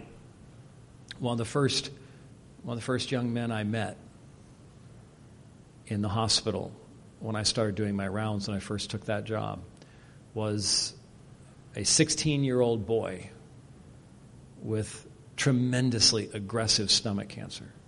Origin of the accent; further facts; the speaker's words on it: Scotland, United Kingdom; as a Scotsman